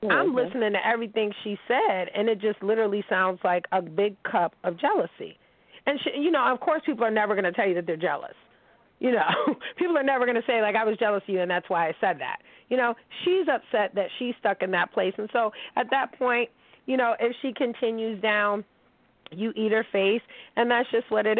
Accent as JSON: {"language": "English", "town": "Pittsburgh", "region": "Pennsylvania", "country": "United States", "said": "I'm from Pittsburgh"}